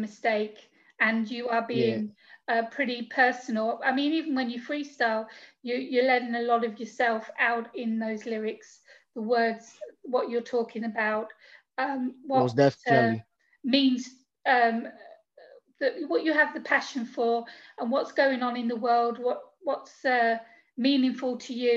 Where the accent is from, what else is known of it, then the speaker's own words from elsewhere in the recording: England, United Kingdom; now in Greece; As you can tell from my accent, I'm English.